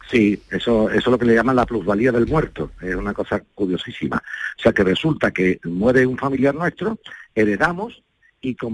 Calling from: Andalusia, Spain; yo estoy a punto de comprar un solar en mi pueblo aquí en Sevilla, un pueblo de Sevilla.

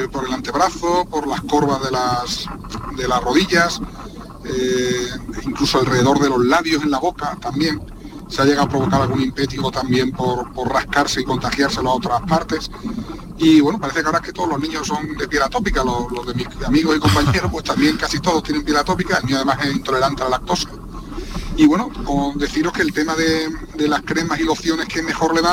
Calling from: Seville, Andalusia, Spain; Buenas tardes … eh, de Sevilla.

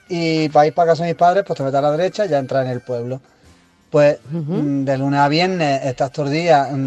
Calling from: Granada, Andalusia, Spain; de Granada.

